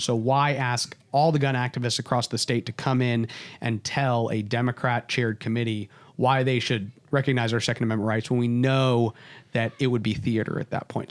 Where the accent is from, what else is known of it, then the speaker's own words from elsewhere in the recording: Texas, United States; as a Texan